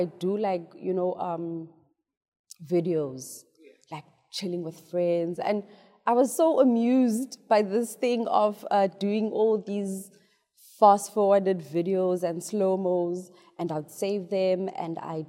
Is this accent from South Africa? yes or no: yes; South Africa